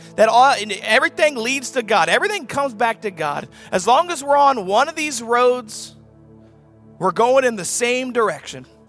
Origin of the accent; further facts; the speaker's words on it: the South, United States; I'm from the South